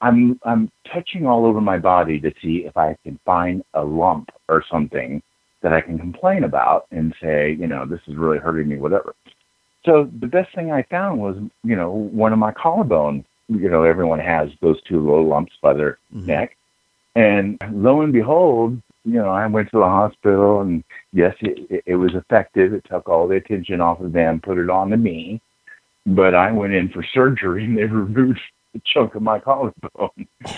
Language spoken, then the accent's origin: English; Alabama, United States; born there; I was a military brat. My parents moved. I was born in Alabama, and my mom's side is all German.